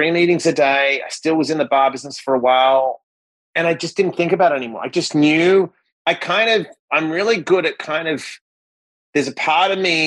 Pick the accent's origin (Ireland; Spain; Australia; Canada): Australia; Perth, Western Australia; moved away as an adult; now in United States; I'm a kid from Perth, Western Australia. I won a green card in the lottery to get here.